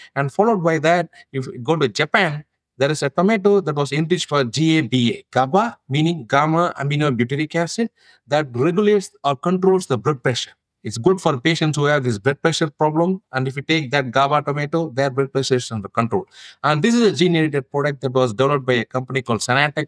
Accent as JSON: {"language": "English", "country": "India", "moved": "yes", "lives_now": "United States", "said": "I originally come from India. Now I am a US citizen, but originally my home country is India."}